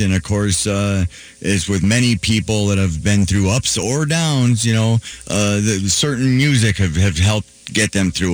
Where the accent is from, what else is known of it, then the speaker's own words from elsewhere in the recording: Duluth, Minnesota, United States; I'm I'm from Duluth, grew up here